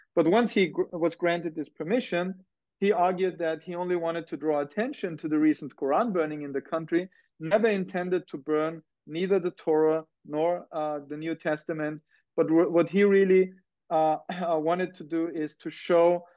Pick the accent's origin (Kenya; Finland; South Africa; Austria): Austria; now in Massachusetts, United States; I am from Austria. And as somebody who has grown up in the German-speaking country